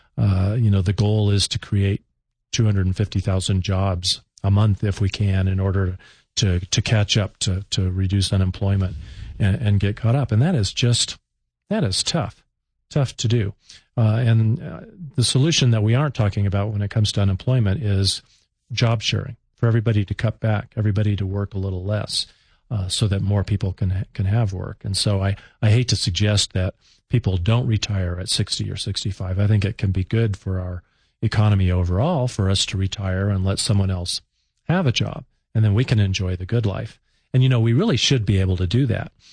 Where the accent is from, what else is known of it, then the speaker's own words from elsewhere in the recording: Colorado Springs, Colorado, United States; my hometown of Colorado Springs